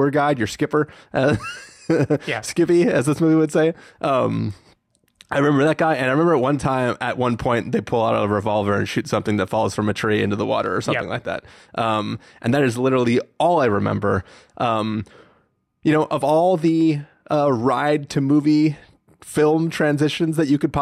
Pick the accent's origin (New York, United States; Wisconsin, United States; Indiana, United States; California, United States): California, United States; San Diego; We grew up in San Diego